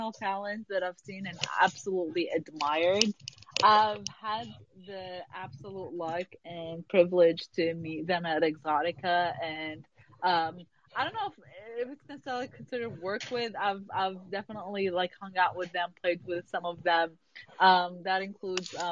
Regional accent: Dubai, United Arab Emirates; I grew up in Dubai

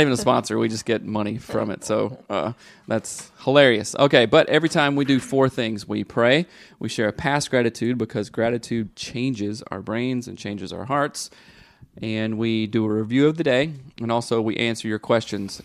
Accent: the South, United States; moved away; growing up in the South

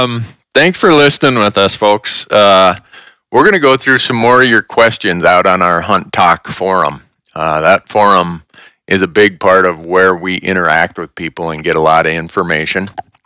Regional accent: Big Falls, Minnesota, United States; As my one friend, Jerry Pritchard, he and I grew up in Big Falls.

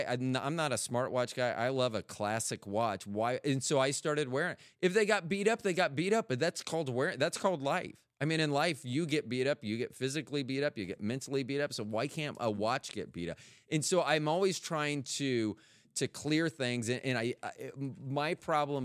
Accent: Tampa, Florida, United States; also born or lived in Kansas City; now in North Carolina, United States; I'm from Tampa

